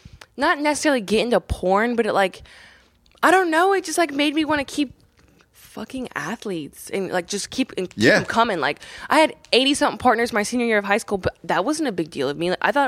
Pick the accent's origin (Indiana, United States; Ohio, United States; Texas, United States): Indiana, United States; Columbus; Columbus, Indiana.